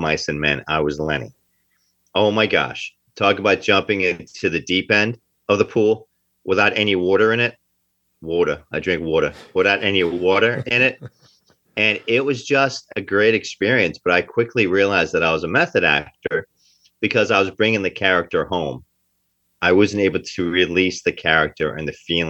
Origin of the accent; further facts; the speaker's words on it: Kearny, New Jersey, United States; also born or lived in Newark, New Jersey; we lived in Kearney, New Jersey